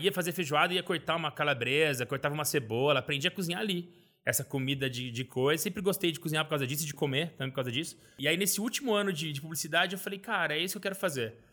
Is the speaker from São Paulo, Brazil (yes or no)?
yes; Valinhos, São Paulo, Brazil; also born or lived in Vinhedo; Eu nasci em Vinhedo, interior de São Paulo, mas sempre morei em Valinhas.